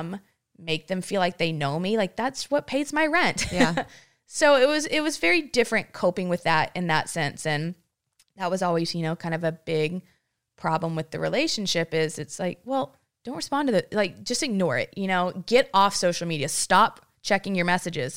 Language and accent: English; Granbury, Texas, United States; I'm a girl from Granbury, Texas, population ten thousand.